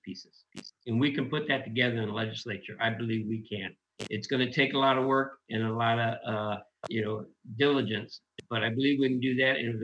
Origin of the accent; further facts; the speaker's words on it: Oakland, California, United States; now in Washington, United States; I grew up in East Oakland, California, and I come from a Mexican-American family